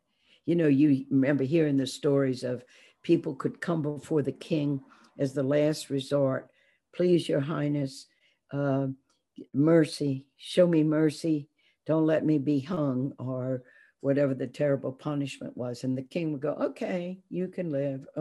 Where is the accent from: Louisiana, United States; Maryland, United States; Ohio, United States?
Louisiana, United States; Baton Rouge; growing up in Baton Rouge, Louisiana